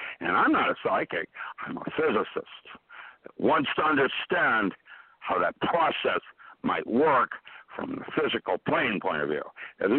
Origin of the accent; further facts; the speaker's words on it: Seattle, Washington, United States; When they do go, it will be hell to pay because I grew up in Seattle, and how dare them.